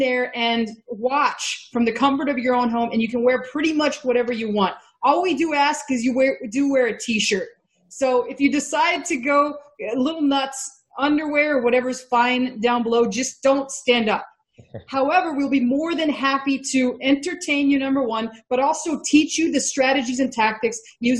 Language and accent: English; Texas, United States; I'm from Texas